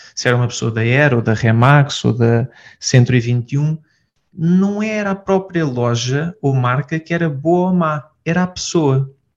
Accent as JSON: {"language": "Portuguese", "country": "Portugal", "said": "sou de Portugal"}